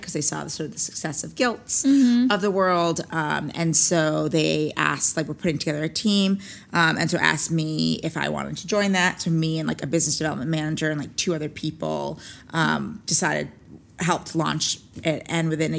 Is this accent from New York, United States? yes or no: yes; New York, United States; I grew up in New York. So not exactly like in right outside the city